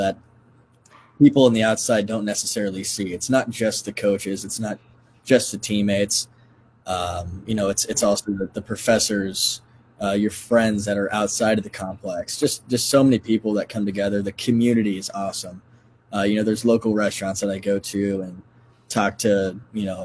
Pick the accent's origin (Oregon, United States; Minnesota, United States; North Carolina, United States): North Carolina, United States; also born or lived in Texas; now in Iowa, United States; I'm from North Carolina. I lived in Texas, but Iowa's definitely home